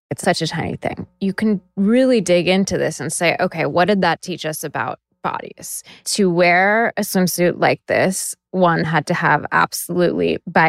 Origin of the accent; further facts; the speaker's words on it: Seattle, Washington, United States; I grew up in Seattle, which is the opposite of the sunny, happy lifestyle, yeah. The suicide capital of the world.